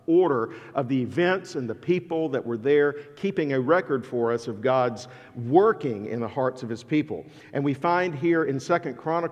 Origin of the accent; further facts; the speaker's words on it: Alabama, United States; accent: southern; I am from Alabama, and my southern pronunciation